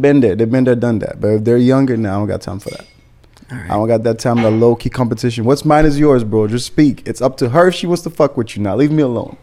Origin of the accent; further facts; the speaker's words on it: Haiti; now in Miami, United States; I'm from Haiti